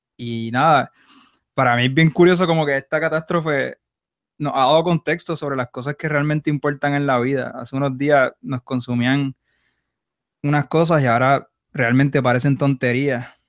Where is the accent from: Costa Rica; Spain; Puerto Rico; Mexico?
Puerto Rico; Rafa y yo somos boricuas